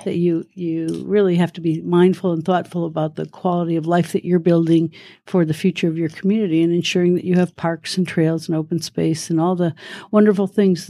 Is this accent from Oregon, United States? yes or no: no; Detroit, Michigan, United States; But I grew up in Detroit and then moved to Nevada, and I became a park ranger here, actually.